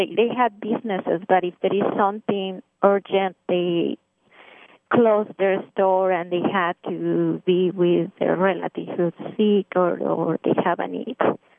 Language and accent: English; Iguala, Guerrero, Mexico; accent: Mexican; English is a second language; moved away as an adult; now in United States; I grew up in Mexico and Mexican. You can pick up the accent now.